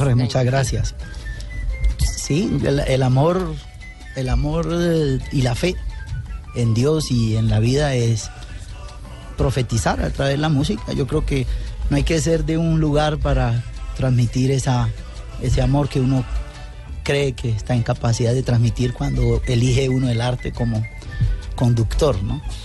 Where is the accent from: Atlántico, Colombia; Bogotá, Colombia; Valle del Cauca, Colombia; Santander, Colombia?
Valle del Cauca, Colombia; Buenaventura; yo me puse el Buenaventura por mi pueblo